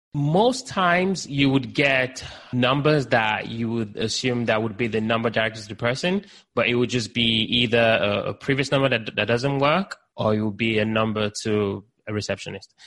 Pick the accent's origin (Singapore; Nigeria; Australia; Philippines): Nigeria; also born or lived in United Kingdom; now in Baltimore, United States; I was born in Nigeria, lived in the UK, now based in the US.